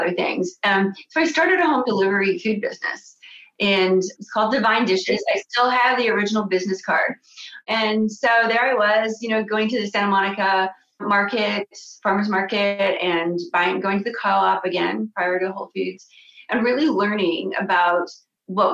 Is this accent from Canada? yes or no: yes; Canada; moved away as an adult; also born or lived in France / Los Angeles, United States; as a Canadian